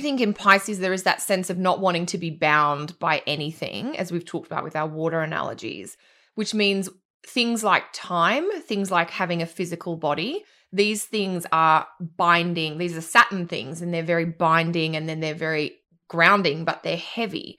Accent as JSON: {"language": "English", "country": "Australia", "tie": "born or raised there", "also_born_or_lived": "Fiji", "said": "I grew up on islands in the Pacific, 'cause that's what Australia is, but I also lived in Fiji"}